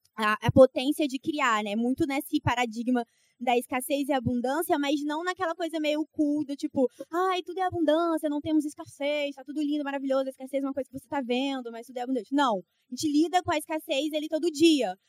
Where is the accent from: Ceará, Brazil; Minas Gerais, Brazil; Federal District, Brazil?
Federal District, Brazil; Brasília; moved away as an adult; now in Rio de Janeiro, Brazil; eu sou de Brasília, do Gama. E aí, há uns seis anos atrás, eu vim pro Rio